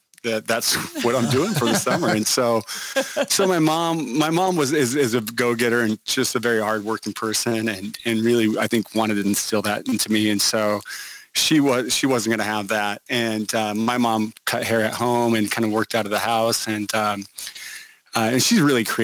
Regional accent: Yakima, Washington, United States; moved away as an adult; Yakima or Krakamaw or Yakka Vegas or the Palm Springs of Washington is what we call it, Central Washington, kind of just east of the Cascades, kind of in the agriculture area of Washington, and that's where I grew up

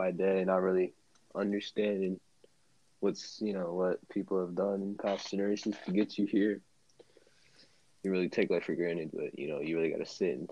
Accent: United States; I'm an American

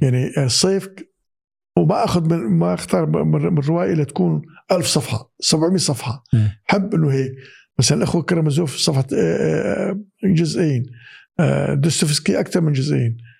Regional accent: Syria; moved away; بالمدارس عندنا بسوريا

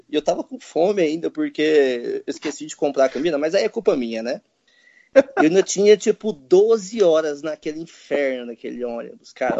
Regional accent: Brazil; eu sou brasileiro

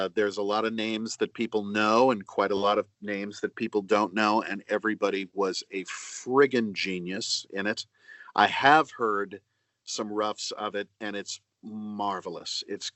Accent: Indiana, United States; I grew up in Indiana around tornadoes.

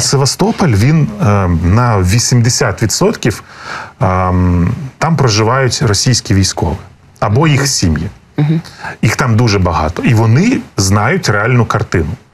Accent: Crimea, Ukraine; я сам народився в Криму, і я Крим там вздовж і поперек проїхав

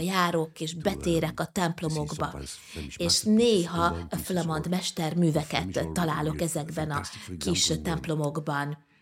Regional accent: Flanders, Belgium; Én lényegében óriások földjén születtem

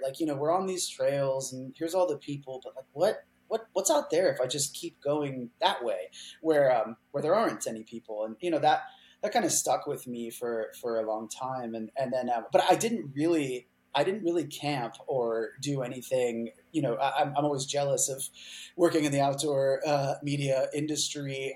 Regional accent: Houston, Texas, United States; also born or lived in Colorado; now in Seattle, United States; I grew up mostly in Texas, in Houston, Texas

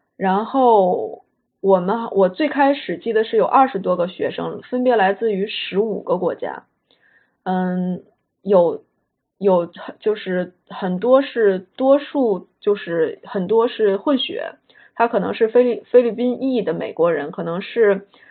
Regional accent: Beijing, China; moved away as an adult; also born or lived in Washington, D.C., United States; 我是北京人，所以我在北京接受的就是小学、初中、高中的教育

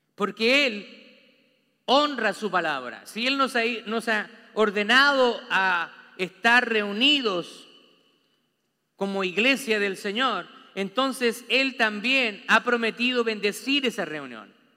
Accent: Chile; now in United States; Nosotros, allá en Chile, usted sabe que yo soy chileno

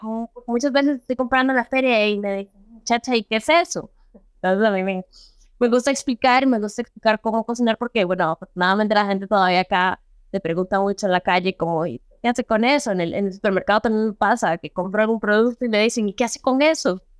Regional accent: Peru; now in Costa Rica; yo soy peruana, nací en Perú

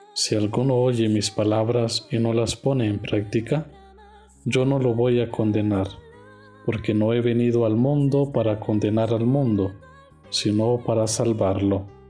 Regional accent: Honduras; moved away as an adult; now in Mexico; Soy de Honduras

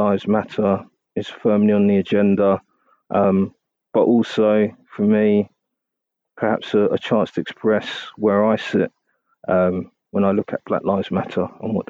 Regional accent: London, United Kingdom; as a Londoner

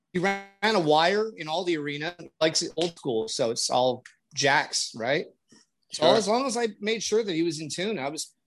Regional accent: Canada; I'm Canadian

